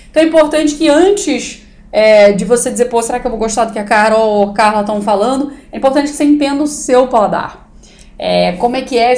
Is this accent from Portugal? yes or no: no; South Korea; Eu sou coreano, eu posso pensar em várias respostas.